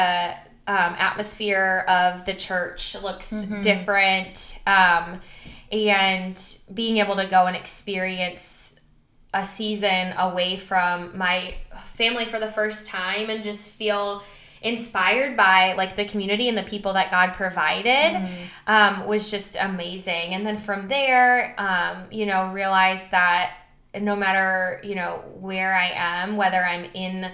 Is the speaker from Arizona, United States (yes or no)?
no; Milwaukee, Wisconsin, United States; moved away as an adult; also born or lived in the South (college); now in St. Louis, United States; I grew up in Milwaukee, Wisconsin area and lived there for all 18 years